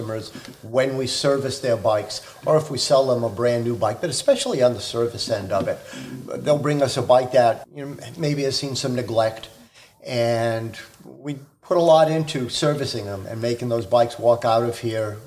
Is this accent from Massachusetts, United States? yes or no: yes; Boston, Massachusetts, United States; now in Watertown, United States; I'm from the Boston area